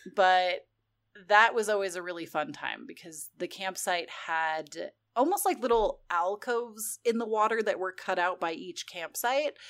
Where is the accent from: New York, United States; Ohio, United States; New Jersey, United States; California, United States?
California, United States; moved away; growing up in California